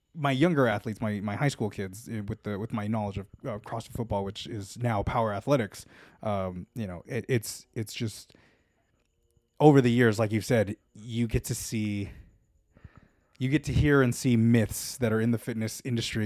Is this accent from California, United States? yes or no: yes; Los Angeles, California, United States; I am a born and bred Los Angelino